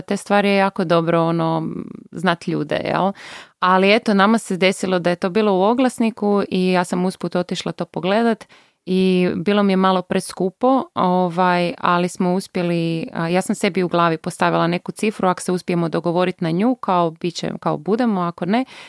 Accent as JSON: {"language": "Croatian", "town": "Bjelovar", "region": "Bjelovar-Bilogora County", "country": "Croatia", "also_born_or_lived": "Zagreb", "moved": "yes", "said": "ja sam bila iz Bjelovara, sestra iz Bjelovara"}